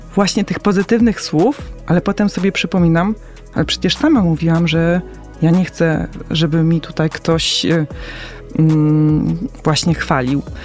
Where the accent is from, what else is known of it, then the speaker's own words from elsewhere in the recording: Poland; urodziłam się w Polsce